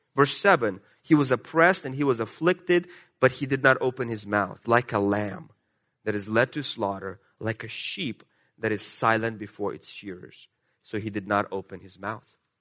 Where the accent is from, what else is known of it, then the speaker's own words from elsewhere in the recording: Russia; accent: Russian; moved away; my Russian accent.